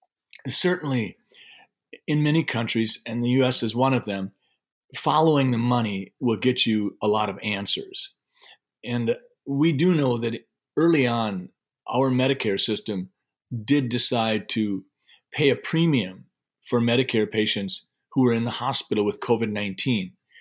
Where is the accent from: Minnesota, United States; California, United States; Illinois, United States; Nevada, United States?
Minnesota, United States; Sleepy Eye; I grew up in Sleepy Eye and went to college at the University of Minnesota in Minneapolis, and I studied physiology and got my degree in that.